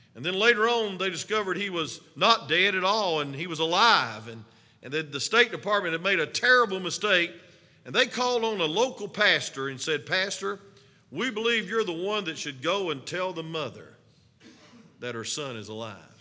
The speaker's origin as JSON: {"language": "English", "region": "North Georgia", "country": "United States", "accent": "hillbilly", "said": "some of us, hillbillies from the mountains of North Georgia. So they were making fun of my accent in Alaska"}